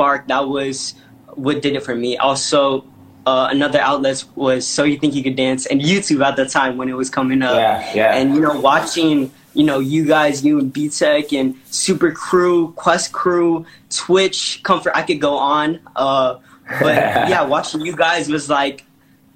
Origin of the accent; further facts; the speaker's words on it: Las Vegas, Nevada, United States; also born or lived in San Francisco Bay Area, California; what raised me was Las Vegas. So I grew up in Las Vegas with my family